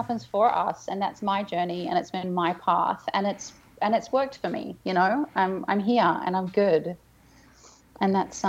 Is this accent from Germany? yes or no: yes; Berlin, Germany; I'm Berliner.